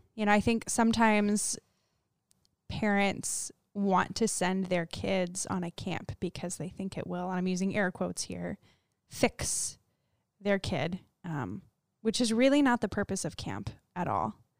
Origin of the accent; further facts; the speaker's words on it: Florida, United States; we're from Florida